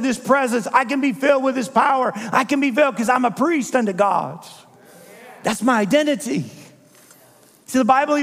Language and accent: English; Midwest, United States; I come from the Midwest